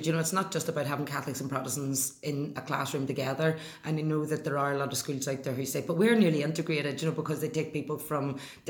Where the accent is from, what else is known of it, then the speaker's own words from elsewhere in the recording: Antrim, Northern Ireland, United Kingdom; also born or lived in Belfast / Holland; My family, I was born in Belfast, in Clonard. 1977, we left Belfast and moved to Antrim. And in the house in Clonard was a two up, two down. It had an outside toilet. There was no bathroom.